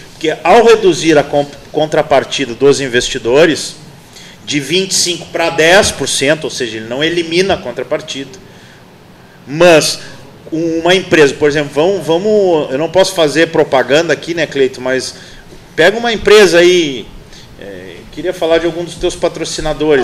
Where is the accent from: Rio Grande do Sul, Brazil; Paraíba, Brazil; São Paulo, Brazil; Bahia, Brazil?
Rio Grande do Sul, Brazil; Pelotas; born or raised there; also born or lived in Santa Maria